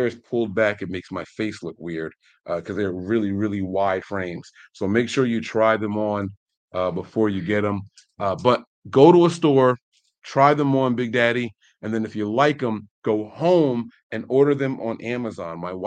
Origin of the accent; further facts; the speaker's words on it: New Jersey, United States; I'm from Jersey.